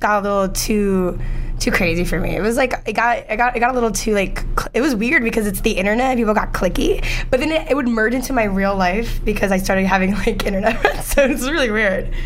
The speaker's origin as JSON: {"language": "English", "town": "New York City", "region": "New York", "country": "United States", "tie": "born or raised there", "also_born_or_lived": "Manhattan, New York / New Jersey", "said": "i was born in new york here where we are in manhattan i'm actually live a block away from the hospital i was born at now i moved to spanish harlem and i moved to queens for a bit and i lived there for like most of my childhood"}